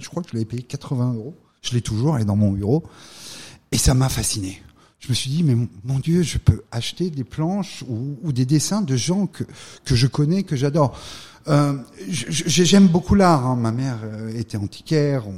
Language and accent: French; Valence, Auvergne-Rhône-Alpes, France; moved away as an adult; also born or lived in Lyon; now in United States; Je viens d'une petite ville euh, de la Drôme, je viens de Valence. Euh, j'ai eu euh, la chance de grandir dans, cette région